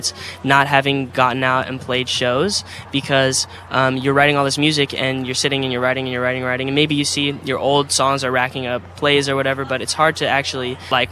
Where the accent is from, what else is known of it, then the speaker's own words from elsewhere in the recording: Arizona, United States; I'm from Arizona